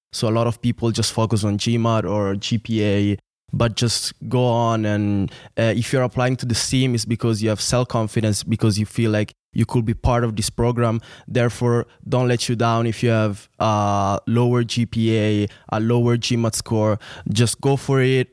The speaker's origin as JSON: {"language": "English", "area": "near Milan", "region": "Lombardy", "country": "Italy", "tie": "born or raised there", "also_born_or_lived": "Venice", "moved": "as an adult", "lives_now": "St. Gallen, Switzerland", "said": "I'm from Italy. Was born and raised there, city uh, not away from Milan"}